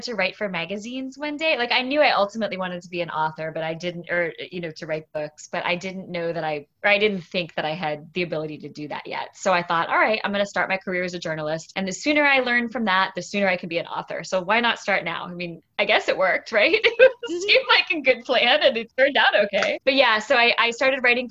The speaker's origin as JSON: {"language": "English", "town": "St. Petersburg", "region": "Florida", "country": "United States", "tie": "born or raised there", "also_born_or_lived": "New England", "said": "I grew up in St. Pete, Florida"}